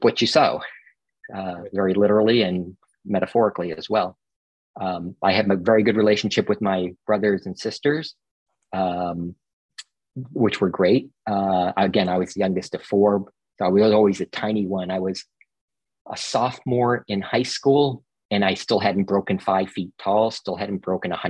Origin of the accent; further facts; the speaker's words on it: Massachusetts, United States; moved away as an adult; also born or lived in Boston, Massachusetts area; now in California, United States; Where I grew up in Massachusetts, it's a little odd